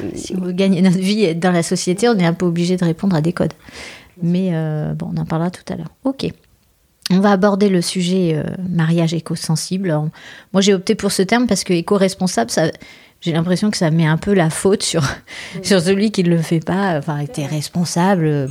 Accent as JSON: {"language": "French", "town": "Bordeaux", "region": "Nouvelle-Aquitaine", "country": "France", "said": "on est de Bordeaux"}